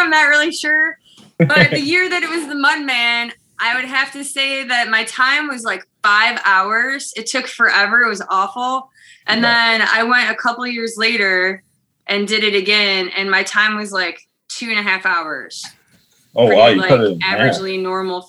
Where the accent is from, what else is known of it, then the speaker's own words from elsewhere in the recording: Swanton, Ohio, United States; also born or lived in Toledo, Ohio; I'm pretty much from here, Toledo, Ohio. Grew up in Swanton, Ohio, which is just like a half hour or so west of here. So out in the country.